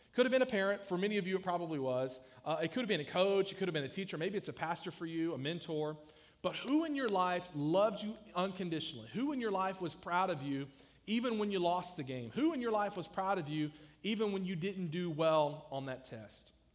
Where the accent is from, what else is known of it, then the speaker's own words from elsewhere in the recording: South Georgia, United States; I grew up in South Georgia where a lot of people can barely read and write